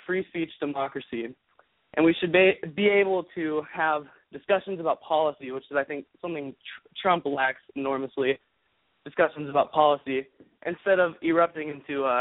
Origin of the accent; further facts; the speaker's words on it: Birmingham, Alabama, United States; I'm a 16-year-old from Birmingham, Alabama.